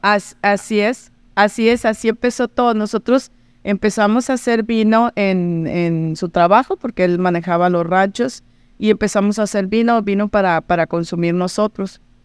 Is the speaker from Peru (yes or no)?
no; Mazatlán, Sinaloa, Mexico; moved away as an adult; now in Baja California, Mexico; yo soy de Mazatlán y hace 30 años me fui a Baja California, poquito menos, 28 años